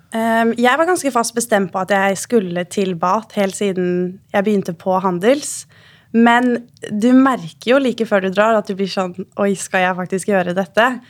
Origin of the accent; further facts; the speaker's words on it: Norway; hjemme i Norge